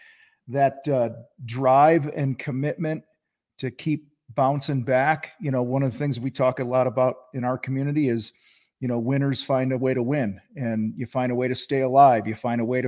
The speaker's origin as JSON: {"language": "English", "town": "Wheaton", "region": "Illinois", "country": "United States", "tie": "born or raised there", "said": "I grew up in Wheaton, Illinois, about an hour west of Chicago."}